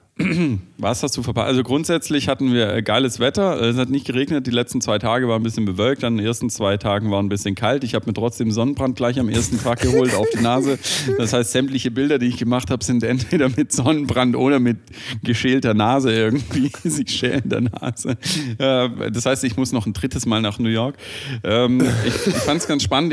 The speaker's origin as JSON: {"language": "German", "town": "Stuttgart", "region": "Baden-Württemberg", "country": "Germany", "said": "als äh, Stuttgarter"}